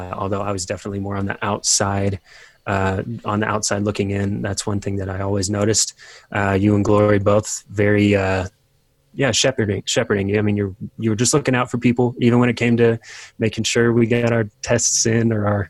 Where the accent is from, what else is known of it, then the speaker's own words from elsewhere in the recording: Virginia, United States; moved away as an adult; also born or lived in Colorado; I grew up in Virginia, move out to Colorado for Bible college